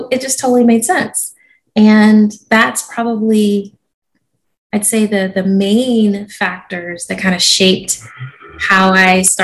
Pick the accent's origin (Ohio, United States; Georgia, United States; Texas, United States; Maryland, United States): Georgia, United States; moved away; also born or lived in South Carolina / Japan; I grew up in Georgia, so I consider myself a Southerner.